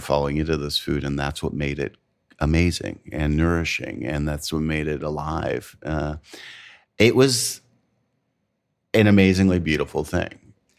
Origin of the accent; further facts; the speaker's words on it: Canada; now in United States; I'm Canadian and I live in the South. Mm-hmm. I am not from the South. I was not born here. I do not claim this food as my own.